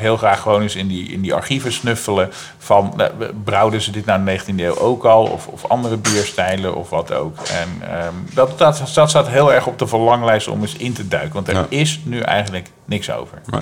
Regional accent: Gorinchem, South Holland, Netherlands; also born or lived in Utrecht; mijn geboortestad Gorkum, wat ook weer een vestingstad is

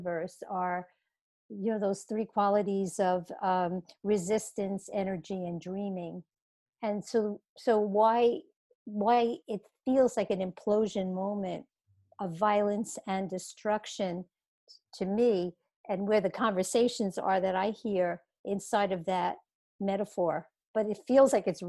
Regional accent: New York City, New York, United States; I was 6 years old and I was growing up in Brooklyn, New York

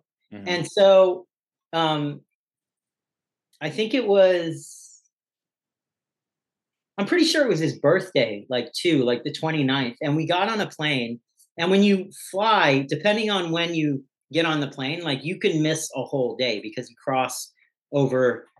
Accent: Hawaii, United States; also born or lived in New Zealand; now in Los Angeles, United States; I was born in New Zealand, but raised kind of in Hawaii and then bounced around the States a lot. But LA is the place I've lived the longest at this point in my life.

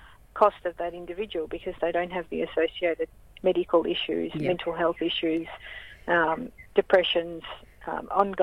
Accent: Melbourne, Victoria, Australia; I grew up in St Kilda.

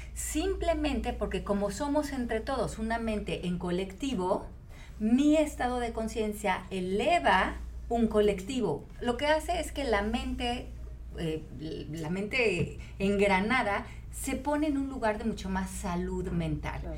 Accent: Mexico; como mexicanos

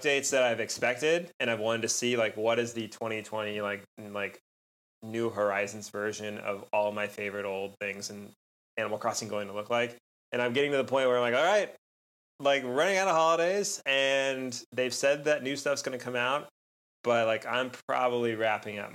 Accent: California, United States; moved away; I grew up in California

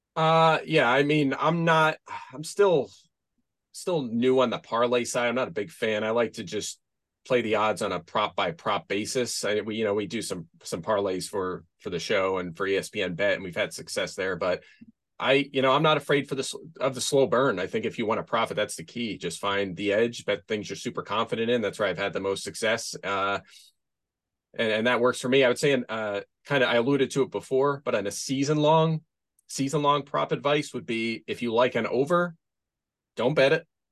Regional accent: Pennsylvania, United States; moved away; I am from Pennsylvania originally.

